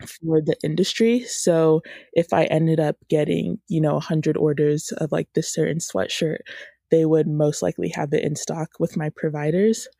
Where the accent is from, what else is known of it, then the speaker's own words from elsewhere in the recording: Woodstock, Georgia, United States; I am from Woodstock, Georgia, which is, um, just like a little, little town about thirty minutes north of Atlanta, and I've grown up here most of my life